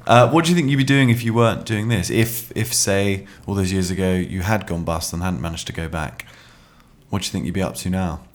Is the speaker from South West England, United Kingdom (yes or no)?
no; Oxford, South East England, United Kingdom; I grew up in Oxford